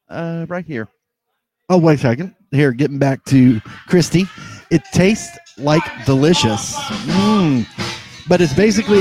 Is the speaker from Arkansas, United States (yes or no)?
yes; Arkansas, United States; I'm from Arkansas.